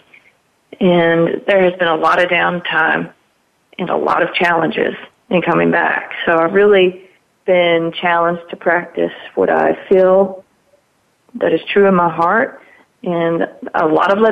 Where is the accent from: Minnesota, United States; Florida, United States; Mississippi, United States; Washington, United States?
Mississippi, United States; it was my hometown